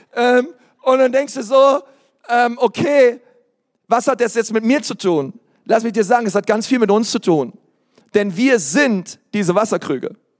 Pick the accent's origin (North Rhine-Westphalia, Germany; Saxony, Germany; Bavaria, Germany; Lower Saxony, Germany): Bavaria, Germany; hier bei uns in Bayern